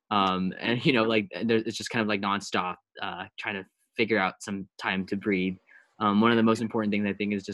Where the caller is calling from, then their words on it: Hsinchu, Taiwan; I'm calling in from Taiwan.